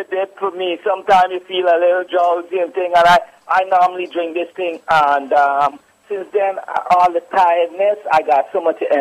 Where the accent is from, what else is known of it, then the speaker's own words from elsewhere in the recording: Guyana; I'm from Guyana, right?